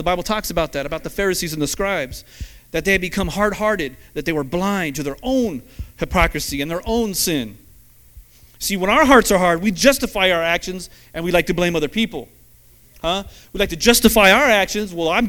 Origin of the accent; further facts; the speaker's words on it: Ireland; I still can tend to be a very selfish person. Amen? Because I'm Irish. That's just how we are.